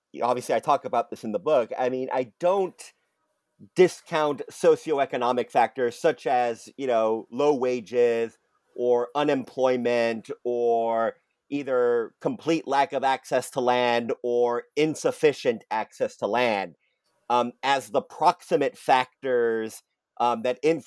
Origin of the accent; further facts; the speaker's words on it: Sacramento region, California, United States; I grew up in the Sacramento region in California, grew up in a small town there